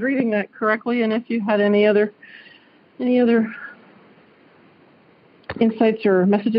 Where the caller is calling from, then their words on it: Dayton, Ohio, United States; I am calling from Dayton, Ohio.